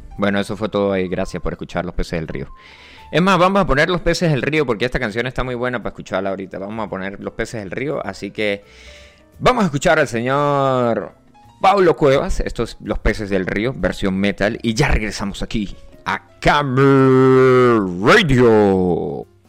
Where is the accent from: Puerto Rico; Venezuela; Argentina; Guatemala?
Venezuela; yo soy del Yaure